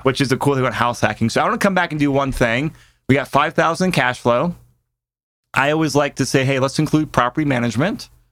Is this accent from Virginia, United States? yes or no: yes; Mid-Atlantic, Virginia, United States; now in Colorado, United States; I grew up in the Mid-Atlantic on Virginia